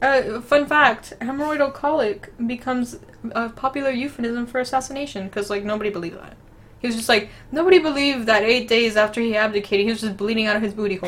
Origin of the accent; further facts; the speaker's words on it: Florida, United States; accent: Florida; We're from the Florida accent. We have no accent, what are we talking about?